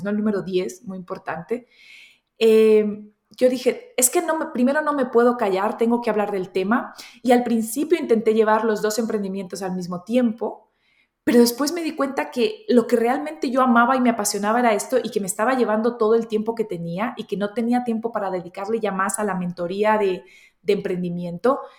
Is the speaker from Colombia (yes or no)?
yes; Colombia; also born or lived in Spain / United Kingdom; now in Germany; nací en Colombia, me crié entre Colombia y España. después a los 22 años me fui a Reino Unido, viví 15 años